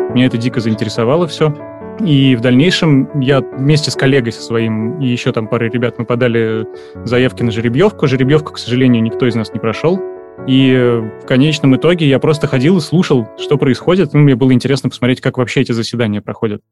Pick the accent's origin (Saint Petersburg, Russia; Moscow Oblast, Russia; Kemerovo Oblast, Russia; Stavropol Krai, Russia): Saint Petersburg, Russia; я из Санкт-Петербурга, мне 35 лет